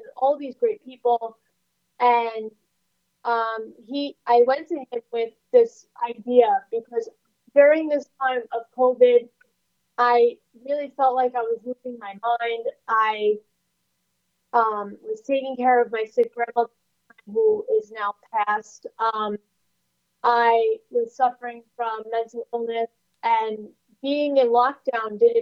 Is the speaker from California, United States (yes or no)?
no; New York City, New York, United States; I was born and raised in Staten Island, New York